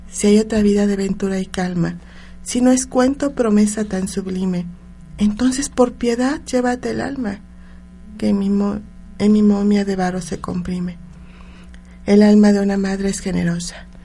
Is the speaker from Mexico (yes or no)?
yes; Puebla, Mexico; born there; Yo soy una mujer que me encanta, me encantan mis raíces, o sea, siempre nací en Puebla y le doy gracias a la, vida por eso, México.